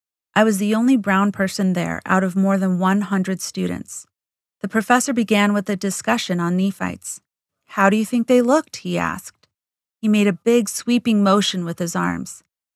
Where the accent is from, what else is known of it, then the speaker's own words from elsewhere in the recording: Window Rock, Arizona, United States; also born or lived in St. Michael's, Arizona; I grew up on the Navajo Reservation in Window Rock and St. Michael's, Arizona. At home, my parents, who were bilingual and fluent in Navajo, spoke strictly English to my 6 siblings and me.